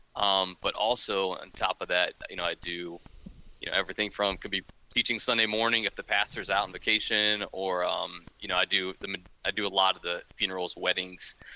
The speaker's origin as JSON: {"language": "English", "region": "northern Ohio", "country": "United States", "tie": "born or raised there", "also_born_or_lived": "Kansas", "said": "I was born and raised in Ohio, um, up in up in northern Ohio"}